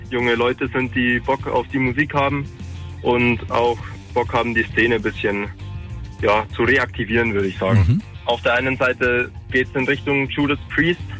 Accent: Garching an der Alz, Bavaria, Germany; Wir kommen aus Garching bei Aldötting

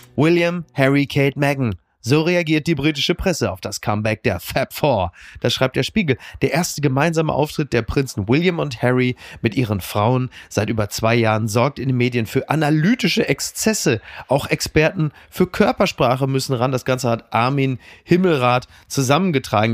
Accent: Germany; uns ja als Deutsche

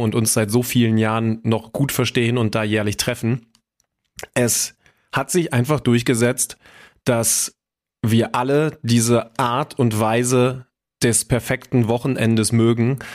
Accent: Göttingen, Lower Saxony, Germany; moved away as an adult; now in Hamburg, Germany; in meiner Heimat, Schrägstrich Studentenstadt Göttingen

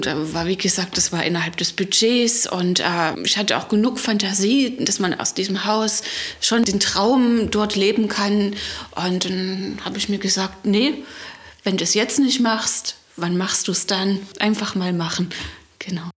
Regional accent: Leipzig, Saxony, Germany; moved away as an adult; now in Pitschen, Germany; Ich komme aus Leipzig, bin gebürtige Leipzigerin und habe mein ganzes Leben dort verbracht

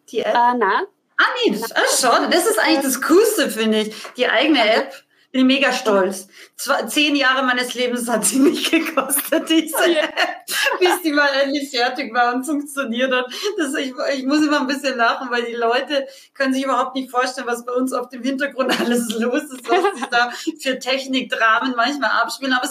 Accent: Austria; ich habe als Österreicherin immer gedacht, jetzt gehe ich nach München

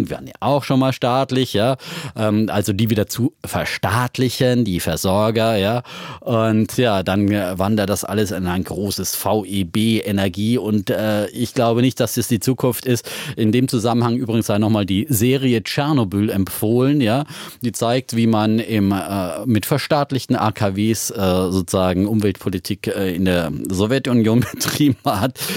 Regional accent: Germany; Also ich habe es ja selber als Wessi dann damals auf Klassenfahrt äh, in Dresden und, und so weiter äh, mit eigenen Augen gesehen.

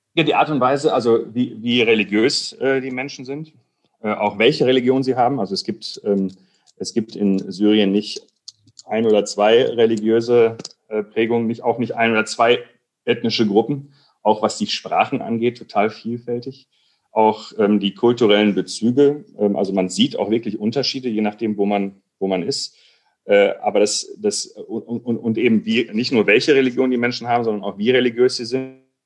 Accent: Recklinghausen district, Ruhr area, North Rhine-Westphalia, Germany; moved away as an adult; also born or lived in Berlin; wir sind im Kreis Recklinghausen äh, aufgewachsen, mitten im Ruhrgebiet

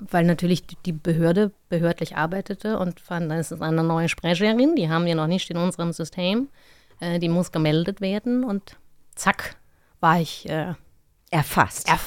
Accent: Mainz, Rhineland-Palatinate, Germany; ich bin ja in Mainz aufgewachsen.

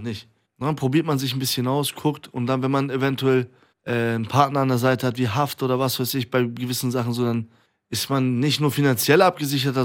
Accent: Iran; now in Germany; in meinem Heimatland derbe Aufstände sind in Iran

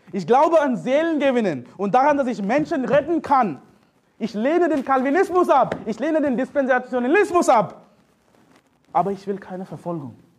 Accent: India; German is a second language; now in Germany; Ich komme aus Indien

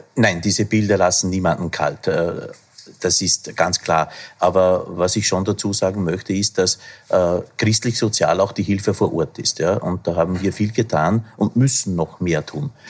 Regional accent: Upper Austria, Austria; aus meinem Heimatbundesland Oberösterreich

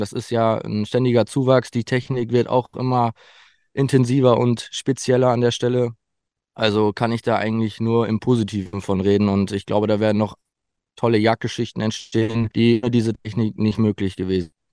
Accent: Sauerland, near Winterberg, North Rhine-Westphalia, Germany; ich komme aus dem Sauerland, Nähe Winterberg.

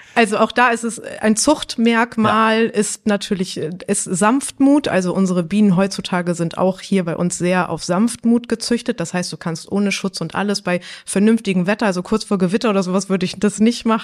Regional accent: Hamburg, Germany; moved away as an adult; also born or lived in Bredstedt; now in North Frisia, Germany; Ich bin eigentlich eine Hamburger deren, bin jetzt seit zehn Jahren in Nordfriesland.

